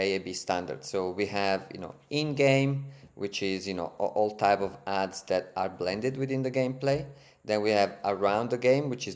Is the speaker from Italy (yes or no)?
yes; Italy; accent: Italian; English is a second language; moved away as an adult; also born or lived in Berlin, Germany; now in Sydney, Australia; as you can hear from my accent and from my name, I'm Italian